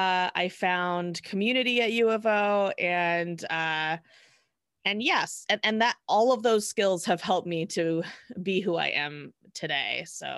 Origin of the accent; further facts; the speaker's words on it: Canby, Oregon, United States; I'm Minneconjou and Sechangu Lakota. I grew up in Canby, Oregon. I was born actually at Sacred Heart Hospital in Eugene.